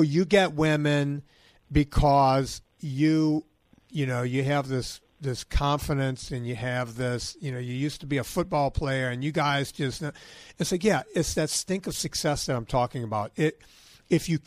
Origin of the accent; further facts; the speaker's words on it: Louisiana, United States; I'm from Louisiana